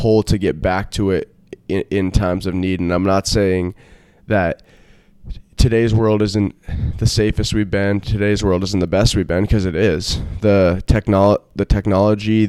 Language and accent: English; Vermont, United States; moved away; I'm from Vermont, so I've always been from nature